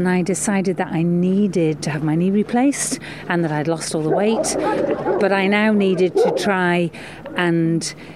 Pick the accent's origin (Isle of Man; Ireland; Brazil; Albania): Isle of Man; Ramsey; now in Douglas, Isle of Man; I grew up in Ramsey